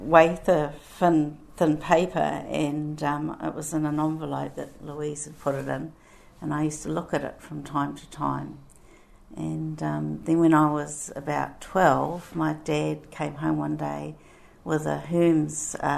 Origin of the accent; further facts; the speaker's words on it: Masterton, Wellington, New Zealand; I was born in Masterton, and I went to primary school at Lansdowne School, and then I went on to Macora College